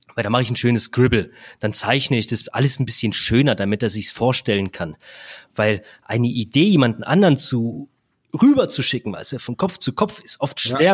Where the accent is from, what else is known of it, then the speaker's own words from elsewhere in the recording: Black Forest, Baden-Württemberg, Germany; Ich komme aus dem Schwarzwald